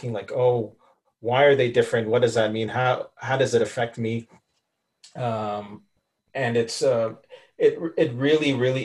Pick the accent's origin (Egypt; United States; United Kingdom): Egypt; Cairo, Cairo Governorate; moved away as an adult; also born or lived in Canada / Toronto, Canada; growing up in Cairo